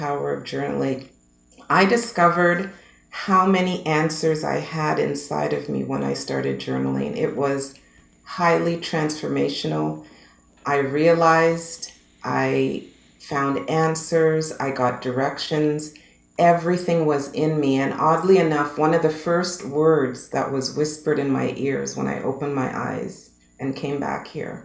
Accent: Canada; I'm a Canadian girl, born and raised

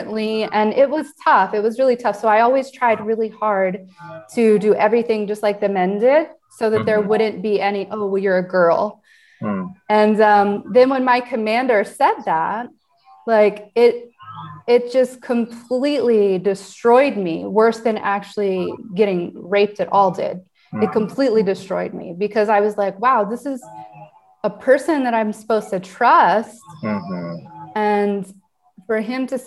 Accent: United States; moved away as an adult; also born or lived in Ecuador; now in Ukraine; I was born in the United States

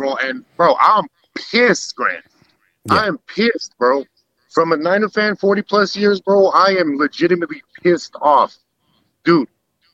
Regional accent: Maui, Hawaii, United States; now in Las Vegas, United States; I grew up in Hawaii

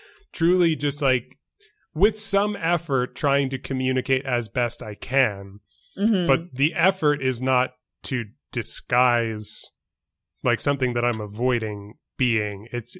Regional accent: New York, United States; accent: New York; But I grew up in New York. I've got Hoffackers on my father's side of the family, hence the name.

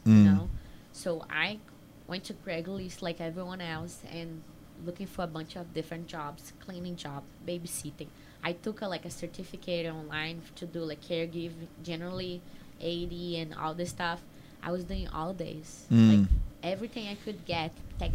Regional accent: Maranhão, Brazil; English is a second language; moved away; I'm from Maranhão

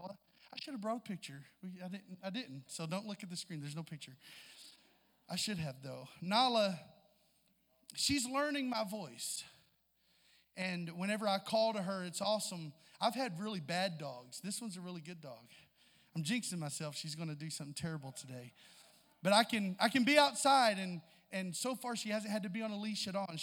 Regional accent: Southeast Missouri, United States; we're both from Southeast Missouri, so there's a lot of that same vernacular there and sayings that we know and have heard before growing up

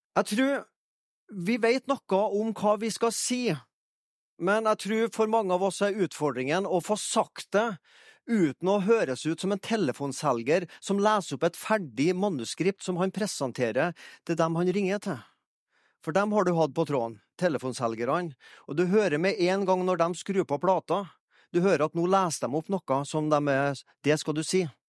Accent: Fannrem, Trøndelag, Norway; moved away as an adult; now in Egersund, Norway; er jeg fra Fannrem, da, i Orkdalen

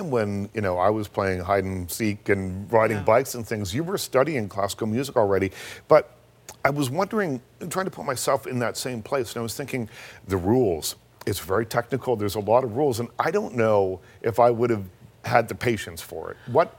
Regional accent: the Maritimes, Canada; I grew up in the Maritimes

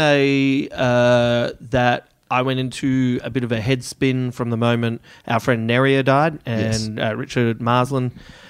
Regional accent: Adelaide, South Australia, Australia; my hometown of Adelaide.

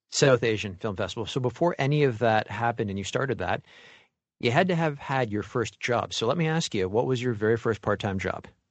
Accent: Mississauga, Ontario, Canada; If you ever fly to Toronto, you're gonna land in my hometown.

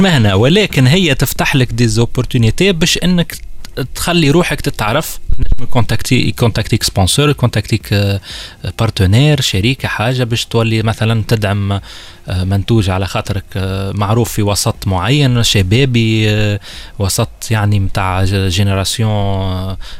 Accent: Tunisia; عندنا في تونس

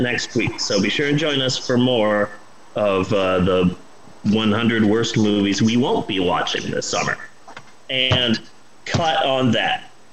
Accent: United States; Me being an American

